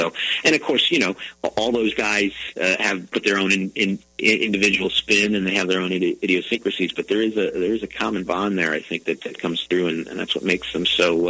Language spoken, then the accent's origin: English; Memphis, Tennessee, United States; I'm starting here in Memphis, in my hometown